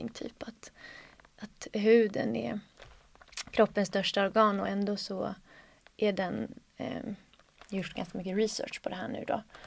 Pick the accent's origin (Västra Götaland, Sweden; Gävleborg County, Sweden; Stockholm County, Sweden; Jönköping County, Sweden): Gävleborg County, Sweden; Söderhamn; moved away as an adult; jag bodde där ändå tills jag var 18-19